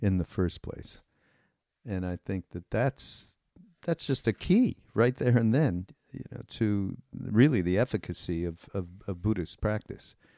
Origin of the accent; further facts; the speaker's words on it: Canada; I'm Canadian